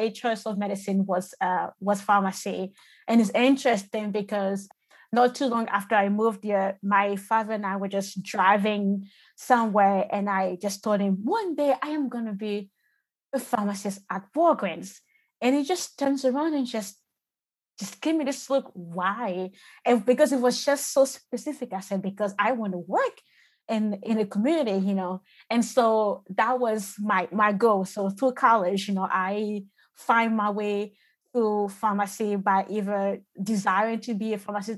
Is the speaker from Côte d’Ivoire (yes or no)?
yes; Côte d’Ivoire; moved away; I was born and raised in the Ivory Coast and moved in the country about 2006